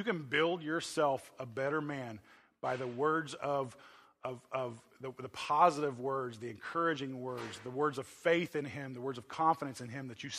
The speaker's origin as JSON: {"language": "English", "region": "Oklahoma", "country": "United States", "said": "I'm from Oklahoma"}